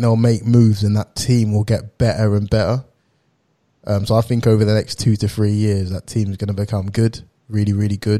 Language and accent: English; Essex, East of England, United Kingdom; I'm from Essex